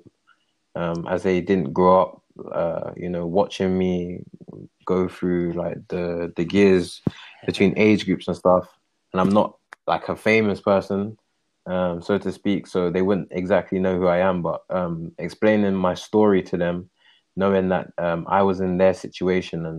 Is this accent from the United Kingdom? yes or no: yes; London, United Kingdom; moved away as an adult; now in Calgary, Canada; I'm from London